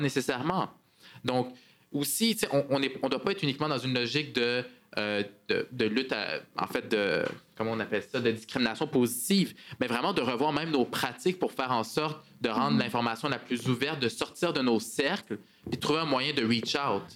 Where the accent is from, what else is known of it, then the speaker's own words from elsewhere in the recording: Montreal, Quebec, Canada; accent: Québécois; also born or lived in Parc-Extension, Montreal; je suis arrivé, en fait, à, comme réfugié quand j'étais très jeune avec mes parents. On, on, a passé à travers le processus d'immigration ici, processus d'intégration. J'ai eu la chance d'aller dans une école privée où est-ce que je suis sorti un peu de mes cercles, mais j'ai grandi à Saint-Michel ici